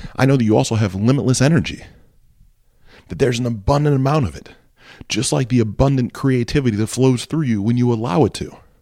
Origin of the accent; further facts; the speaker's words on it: Ohio, United States; I grew up in Ohio. I've always lived in Ohio